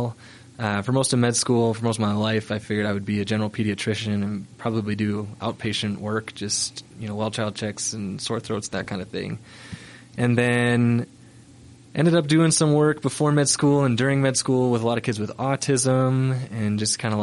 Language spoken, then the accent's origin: English; Minnesota, United States; moved away as an adult; now in Salt Lake City, United States; I grew up skiing on 300 feet of vertical in Minnesota